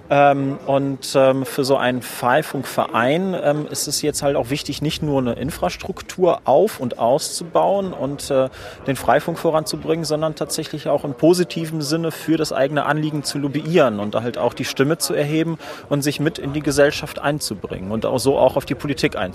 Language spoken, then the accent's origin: German; Neuss, North Rhine-Westphalia, Germany; Ich komme aus Neuss, das ist quasi sowas wie der Parkplatz von Düsseldorf.